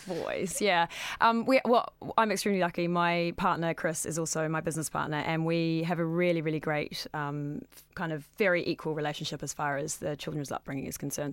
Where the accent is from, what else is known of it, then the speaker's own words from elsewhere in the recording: New Zealand; moved away; I'm originally from New Zealand, as the accent suggests